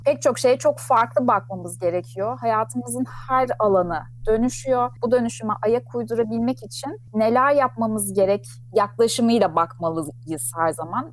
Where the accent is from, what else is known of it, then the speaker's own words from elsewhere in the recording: Ankara, Turkey; moved away as an adult; also born or lived in London; now in Istanbul, Turkey; Ben 1978 Ankara doğumluyum